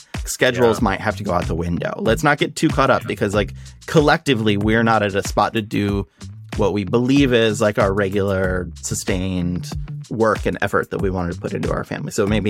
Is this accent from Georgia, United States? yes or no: no; Nebraska, United States; So I grew up in Nebraska